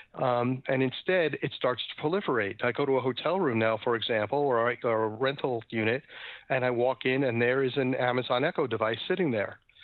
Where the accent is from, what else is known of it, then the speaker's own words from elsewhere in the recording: New York City, New York, United States; grew up in New York City. I'm a paranoid New Yorker.